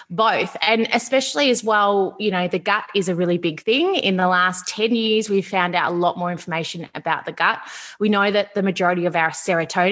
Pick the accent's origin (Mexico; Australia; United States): Australia; Melbourne, Victoria; I'm from Melbourne, Australia